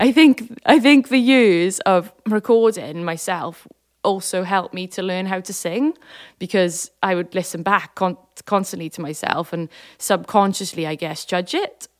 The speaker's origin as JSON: {"language": "English", "town": "Swansea", "region": "Wales", "country": "United Kingdom", "tie": "born or raised there", "said": "growing up in Swansea"}